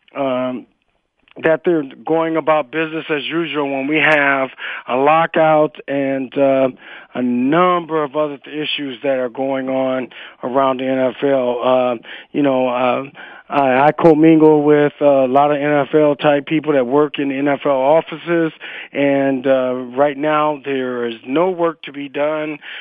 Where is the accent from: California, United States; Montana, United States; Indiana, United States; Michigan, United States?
California, United States; Stockton; moved away; back in Stockton, back in the, in my hometown.